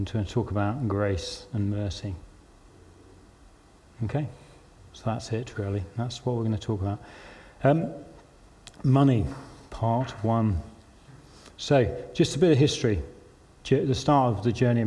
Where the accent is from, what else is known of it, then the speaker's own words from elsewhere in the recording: London, United Kingdom; moved away as an adult; also born or lived in Newcastle; I was from London